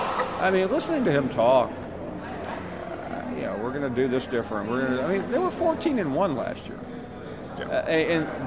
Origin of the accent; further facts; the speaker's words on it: Alabama, United States; And I'm a football coach, and I grew up in North Alabama.